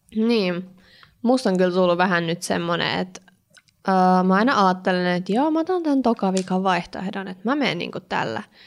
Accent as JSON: {"language": "Finnish", "town": "Kirkkonummi", "region": "Uusimaa", "country": "Finland", "tie": "born or raised there", "moved": "yes", "lives_now": "Espoo, Finland", "said": "olen siis asunut lapsena Eevitskuukissa"}